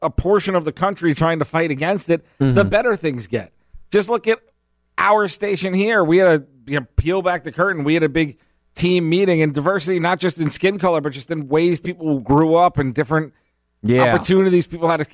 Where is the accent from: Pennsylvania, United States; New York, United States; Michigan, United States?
New York, United States; Long Island; moved away as an adult; now in Palm Beach County, United States; where I grew up in Long Island is one of the hot spots for lacrosse